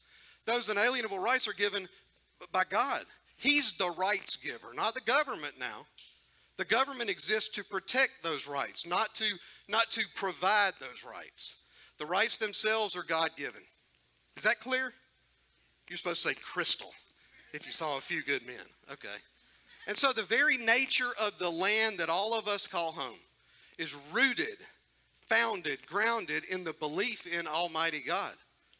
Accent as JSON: {"language": "English", "country": "United States", "said": "But I am super thankful that I am an American citizen"}